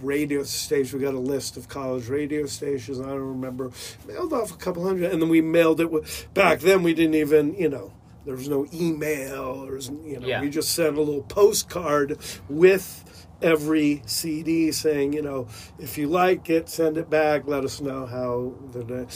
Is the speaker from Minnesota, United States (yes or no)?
no; La Mesa, California, United States; I grew up in San Diego, a little nook called La Mesa, California.